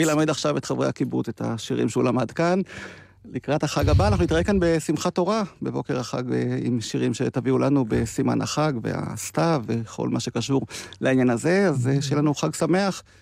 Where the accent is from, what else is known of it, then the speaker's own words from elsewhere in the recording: near Degania Bet, Northern District, Israel; בדגניה ב', לא רחוק מהמקום שבו אני נולדתי